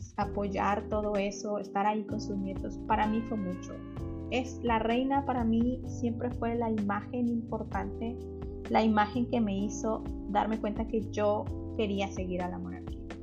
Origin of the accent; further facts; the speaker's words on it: Mexico; Yo soy de México